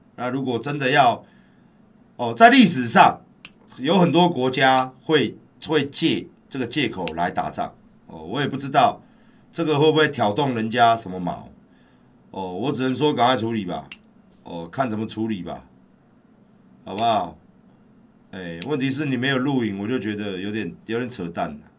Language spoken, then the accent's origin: Chinese; Taiwan; 我们台湾人